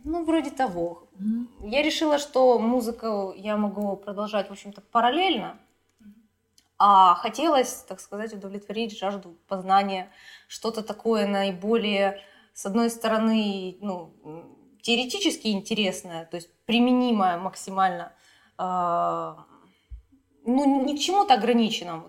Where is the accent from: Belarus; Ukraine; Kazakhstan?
Ukraine; Kharkiv, Kharkiv Oblast; я вот родилась и живу в Харькове